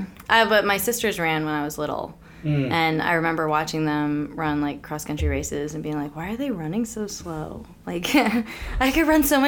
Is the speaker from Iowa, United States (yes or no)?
no; Richmond, Virginia, United States; Richmond, Virginia.